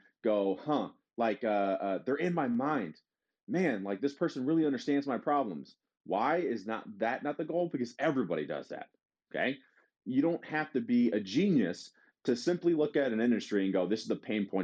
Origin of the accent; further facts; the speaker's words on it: Detroit, Michigan, United States; We're all from Detroit